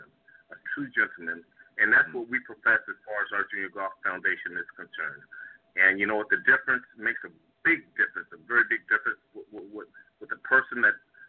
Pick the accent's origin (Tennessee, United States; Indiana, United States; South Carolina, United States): South Carolina, United States; Charleston; moved away; also born or lived in San Diego, California; we are from Charleston, South Carolina, and it's what a beautiful place. And we actually grew right down the street from Charleston Country Club